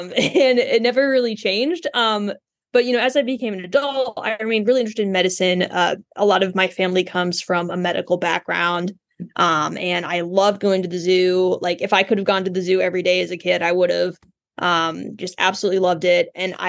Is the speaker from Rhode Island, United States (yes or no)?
no; Indianapolis, Indiana, United States; I'm from Indianapolis originally.